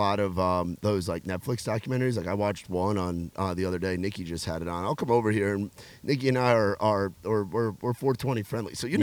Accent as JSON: {"language": "English", "region": "suburb of New York City", "country": "United States", "tie": "born or raised there", "moved": "yes", "said": "I grew up in a suburb of New York City"}